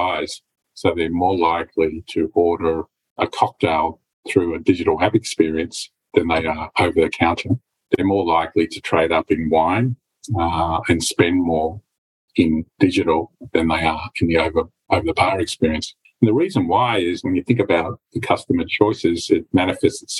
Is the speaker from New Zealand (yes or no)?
no; Victoria, Australia; my hometown is Victoria